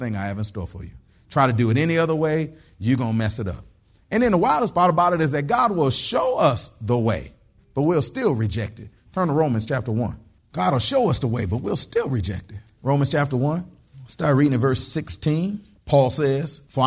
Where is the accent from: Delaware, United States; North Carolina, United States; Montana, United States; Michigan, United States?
Michigan, United States; Detroit; now in Texas, United States; I grew up in Detroit, Michigan